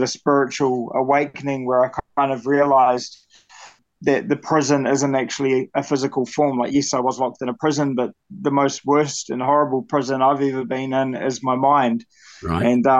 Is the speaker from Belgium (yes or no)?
no; Christchurch, Canterbury, New Zealand; now in Blenheim, New Zealand; I'm originally from Christchurch, New Zealand. I currently live in a small town called Blenheim in Marlborough.